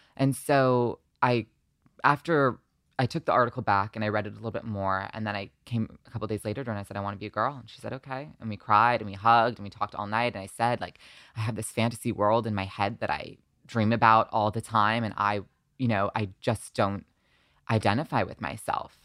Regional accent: Short Hills, New Jersey, United States; moved away as an adult; also born or lived in Long Island, New York; now in Los Angeles, United States; when I was seven, I moved to New Jersey

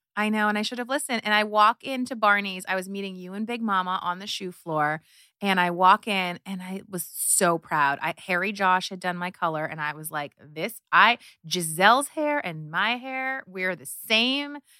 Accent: Canada; moved away as an adult; also born or lived in Hungary / New York; I was raised in Canada. I am the child of Hungarian immigrants

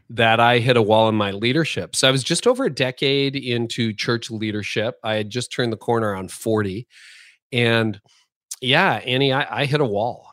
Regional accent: Canada; being Canadian

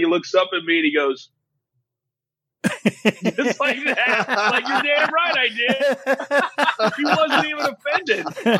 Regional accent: Kansas, United States; born and raised in Kansas.

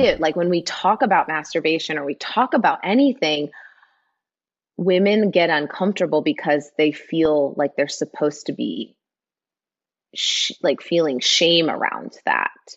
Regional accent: Midwest, United States; moved away; I'm from the Midwest, grew up in a town of 800 people

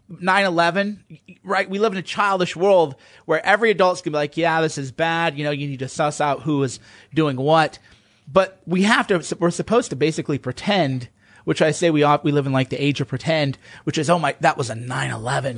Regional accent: United States; as an American

